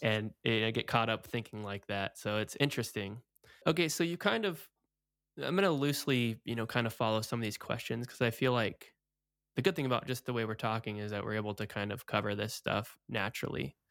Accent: Oregon, United States; moved away as an adult; also born or lived in Portland, Oregon; now in Florida, United States; I grew up in Oregon. I lived in Portland, Oregon

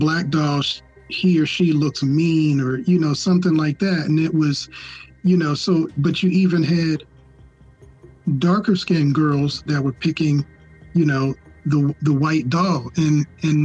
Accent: United States; we as African Americans

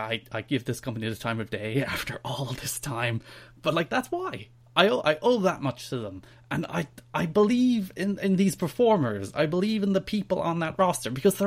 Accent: Ireland; I'm Irish.

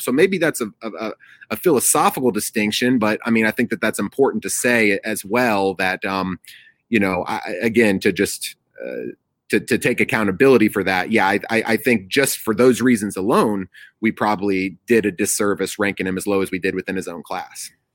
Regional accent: Atlanta, Georgia, United States; I'm from the Atlanta area

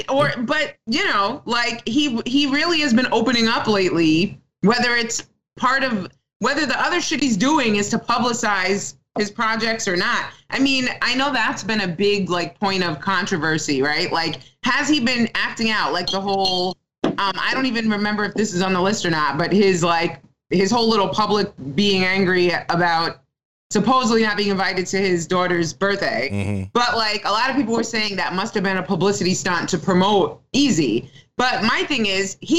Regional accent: New York City, New York, United States; I'm from Staten Island

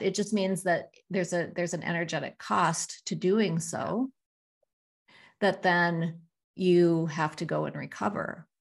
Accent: South Dakota, United States; growing up in South Dakota

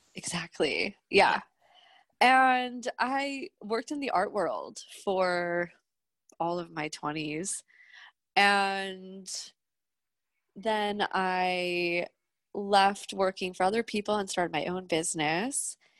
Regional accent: Jersey Shore, New Jersey, United States; now in New York, United States; I'm from the Jersey Shore.

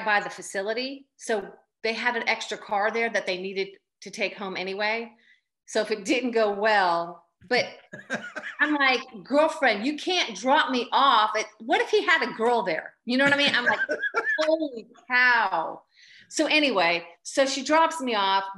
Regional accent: Boca Raton, Florida, United States; moved away as an adult; also born or lived in Tallahassee, Florida; now in Athens, United States; We grew up in Boca Raton

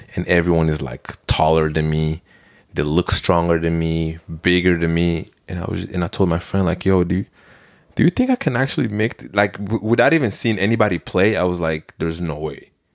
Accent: Belgium; moved away; I'm from Belgium

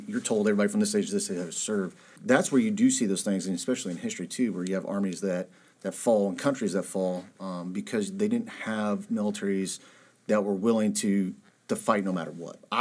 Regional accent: Huntington, Indiana, United States; born or raised there

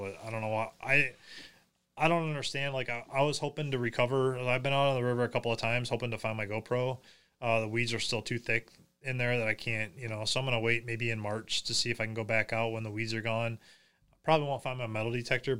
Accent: United States; I grew up on Plum Creek.

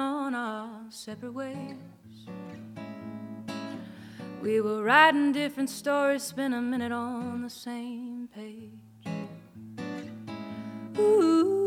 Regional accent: the Lowcountry of South Carolina, United States; moved away; I'm from South Carolina, the low country of South Carolina originally

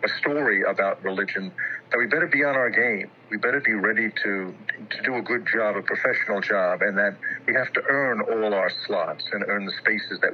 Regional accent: New York City, New York, United States; also born or lived in Rhode Island; now in Alexandria, United States; I'm originally born and raised in Queens, New York

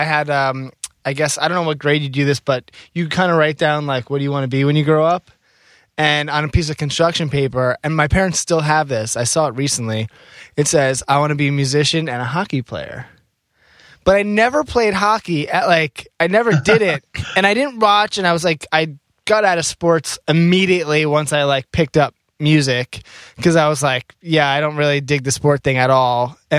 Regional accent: Rockland County, New York, United States; That was in Rockland County, so that was only like an hour, 45 minutes actually away from Manhattan, like upstate. Yeah, I ended up going to NYU. I mean, I've been like New Yorker through and through, like the whole way.

